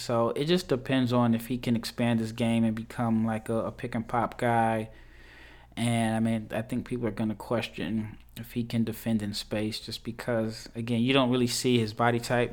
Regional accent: Nebraska, United States; I'm from Nebraska

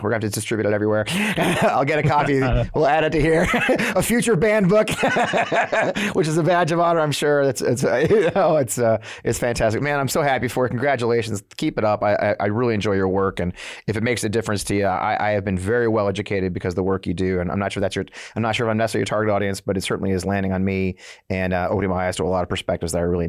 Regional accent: Missouri, United States; I mean, I grew up in this in Missouri, and I went to West Point.

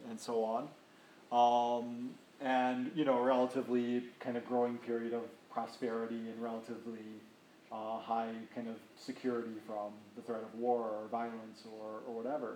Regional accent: United States; as an American

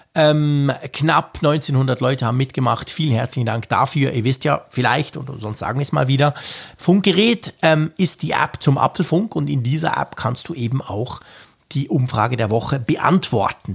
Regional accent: Switzerland; Bei uns in der Schweiz

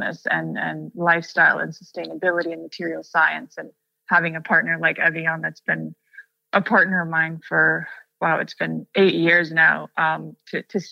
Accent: Russia; coming from a place where I grew up in Russia

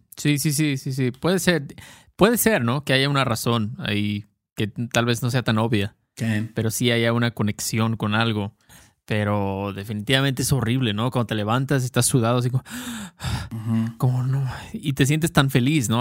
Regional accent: Mexico; Obviamente somos mexicanos, entonces usamos muchísimas muchísimos coloquialismos y slang de México

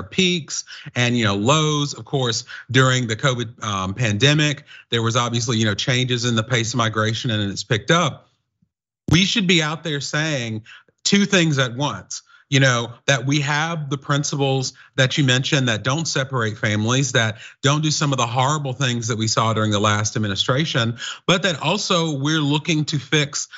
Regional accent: North Carolina, United States; I'm from North Carolina, but I have lived and studied in three continents

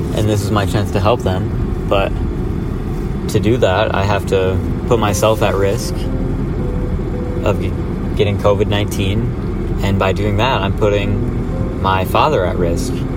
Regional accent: Midland, Michigan, United States; my hometown

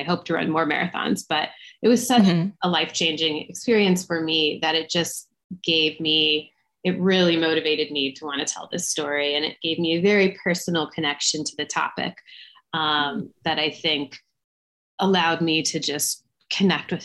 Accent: Atlanta, Georgia, United States; I'm from Atlanta, where Jeff Galloway really is a local legend

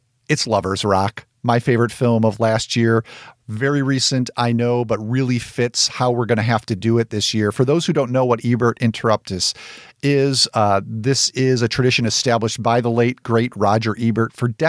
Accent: Arkansas, United States; now in Oklahoma City, United States; I'm a big Steven Yeun fan, and I grew up in Arkansas before recently moving out of the state for the first time to Oklahoma City.

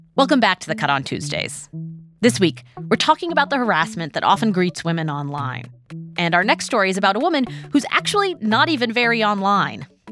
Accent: West Coast, United States; growing up on the West Coast

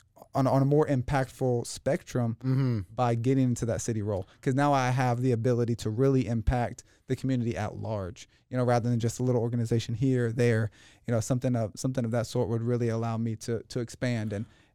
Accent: New Jersey, United States; moved away; New Jersey. We come from New Jersey.

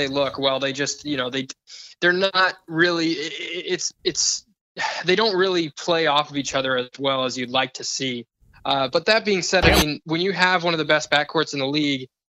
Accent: Portland, Oregon, United States; Well, I grew up in Portland.

